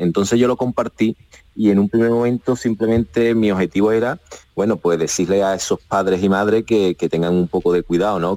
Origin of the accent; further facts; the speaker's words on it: Cádiz, Andalusia, Spain; soy gaditano